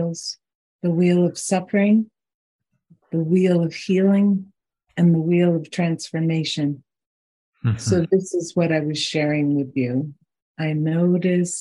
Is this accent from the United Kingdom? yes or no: no; Boulder, Colorado, United States; also born or lived in South Dakota; I grew up near Boulder, Colorado